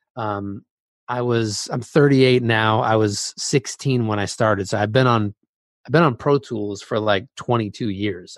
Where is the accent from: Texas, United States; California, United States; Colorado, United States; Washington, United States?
California, United States; Bay Area; I was growing up in the Bay Area.